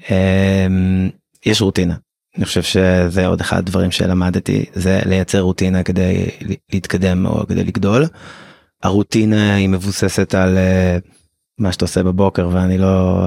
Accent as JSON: {"language": "Hebrew", "country": "Israel"}